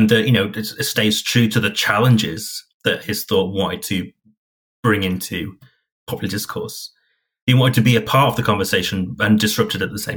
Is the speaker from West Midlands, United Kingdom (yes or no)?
no; Hull, Yorkshire and the Humber, United Kingdom; my hometown of Hull